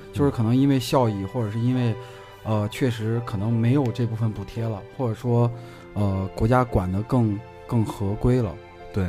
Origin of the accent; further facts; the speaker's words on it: Gansu, China; moved away; 我以前小时候是在甘肃的时候，然后爸妈是在化工厂